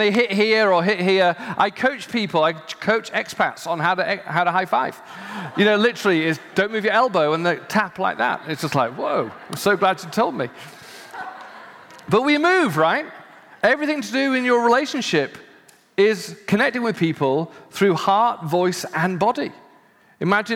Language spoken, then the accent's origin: English; United Kingdom; as a Brit